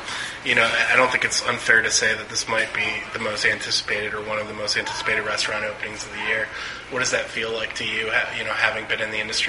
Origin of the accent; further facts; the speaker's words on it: Detroit, Michigan, United States; now in Chicago, United States; growing up in Detroit